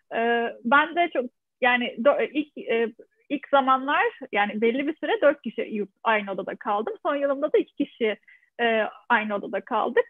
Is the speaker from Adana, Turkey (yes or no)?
yes; Adana, Turkey; moved away as an adult; also born or lived in Ankara; now in France; ben e, Adana doğumluyum. E, üniversiteye kadar olan eğitimimi de Adana'da tamamladım.